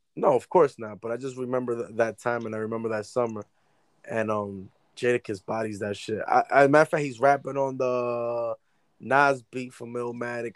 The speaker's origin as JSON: {"language": "English", "region": "New York", "country": "United States", "said": "I'm a New Yorker"}